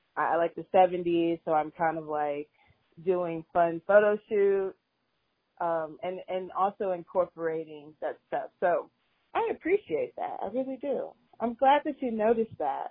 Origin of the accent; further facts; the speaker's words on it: Austin, Texas, United States; moved away as an adult; now in Houston, United States; I'm originally from Austin. I came out to Houston for college